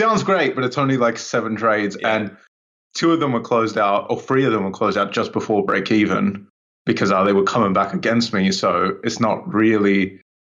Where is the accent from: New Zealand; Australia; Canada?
Australia; now in United Kingdom; I was originally from Australia. I grew up in Australia